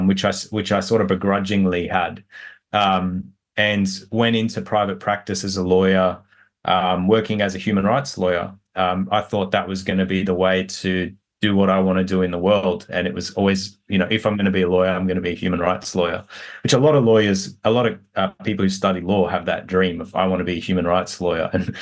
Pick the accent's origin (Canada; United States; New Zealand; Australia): Australia; New South Wales; I was born in Western Sydney in a very poor area, and we didn't have much growing up. My parents came to Australia from Egypt just before I was born.